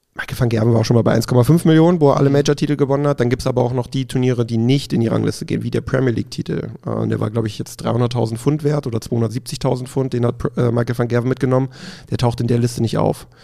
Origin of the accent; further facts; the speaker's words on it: Dessau, Saxony-Anhalt, Germany; moved away as an adult; also born or lived in Leipzig; now in Cologne, Germany; ich komme ja gebürtig aus dem Osten, aus Sachsen-Anhalt. Bis äh, ich 18 war, glaube ich, in Dessau gelebt.